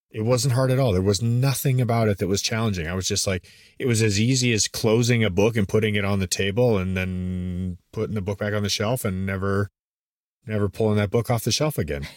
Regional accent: Canada; moved away as an adult; now in United States; I was born and raised in Canada

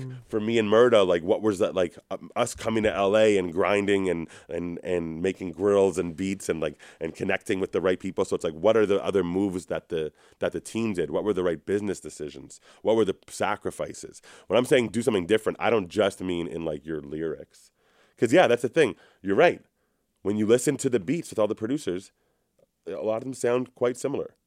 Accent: Toronto, Ontario, Canada; I'm from Toronto.

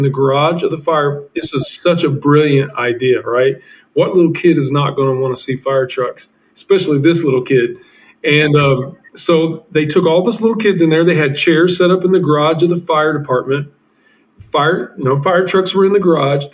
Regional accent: Midwest, United States; I'm this kid from the Midwest, U.S., and adopted at age 3

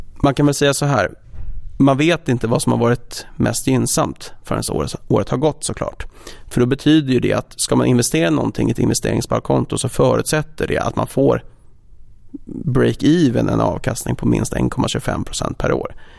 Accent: Stockholm, Stockholm County, Sweden; moved away as an adult; also born or lived in Copenhagen; född och uppvuxen i Stockholm

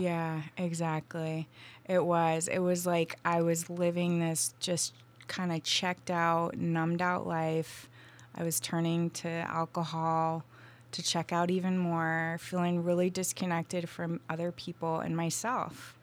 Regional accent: Vermont, United States; moved away as an adult; now in Asheville, United States; I grew up in Vermont

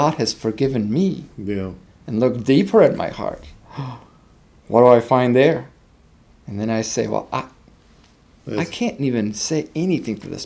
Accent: Veles, North Macedonia; So I was actually born in Socialist Republic of Macedonia. And my town, my hometown, was called Titov Veles.

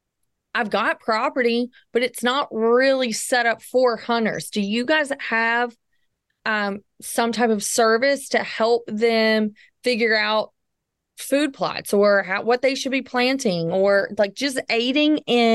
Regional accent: Southern United States, United States; Like here I am from the South.

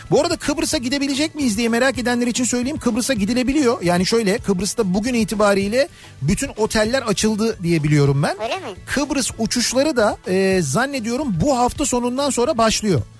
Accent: Kaynarca, Kırklareli, Turkey; Ben aslen Kırklareli Kaynarcalıyım. Adından da anlaşıldığı gibi beldemizin birkaç yerinde su kaynıyor ve dere şeklinde devam ediyor.

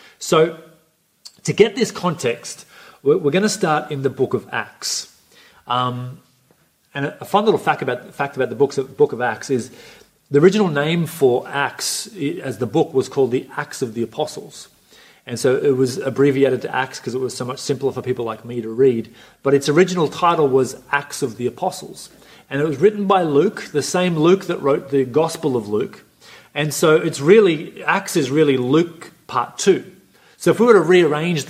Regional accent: Coffs Harbour, New South Wales, Australia; also born or lived in Sydney; I grew up here for the vast majority of my life, went to high school here.

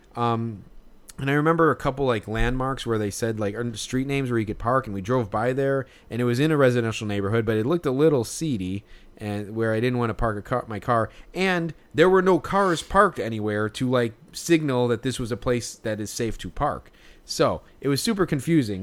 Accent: Chicago, Illinois, United States; we're from Chicago.

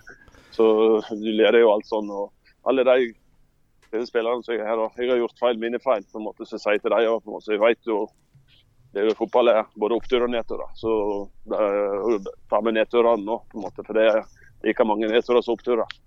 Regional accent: Sogndal, Vestland, Norway; also born or lived in Leeds; når jeg vokste opp her i Sogndal

